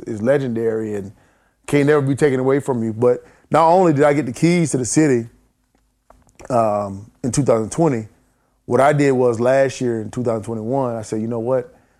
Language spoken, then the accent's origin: English; near Spartanburg, South Carolina, United States; in my hometown, and then in Spartanburg, which is, you know, fifteen minutes away from my hometown, I spent a lot of time there. And then Spartanburg County, which is the cli-, county we